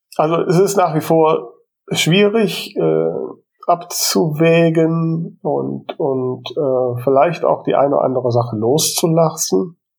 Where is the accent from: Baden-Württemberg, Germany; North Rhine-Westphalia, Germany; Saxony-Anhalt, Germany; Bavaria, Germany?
North Rhine-Westphalia, Germany; Krefeld; meinem Geburtsort